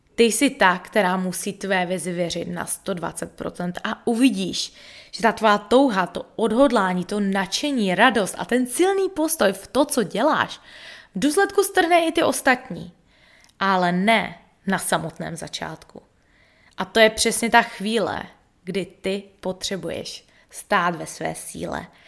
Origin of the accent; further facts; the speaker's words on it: Český Těšín, Moravian-Silesian Region, Czechia; moved away as an adult; also born or lived in United States; now in Bali, Indonesia; zůstala žít na vesnici v Českém Těšíně